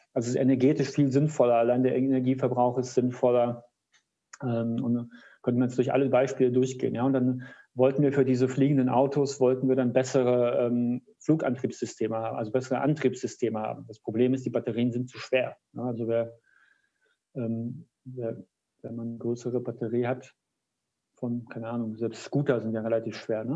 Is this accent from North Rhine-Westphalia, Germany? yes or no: no; Kassel, Hesse, Germany; aus meiner Heimatstadt Kassel